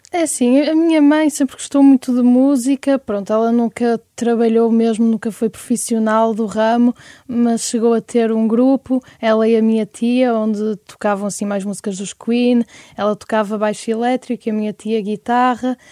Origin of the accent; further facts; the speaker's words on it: Francelos, Norte, Portugal; also born or lived in Porto; eu sempre vivi em Francelos. Nasci no Porto, mas o, os meus pais têm uma casa em Francelos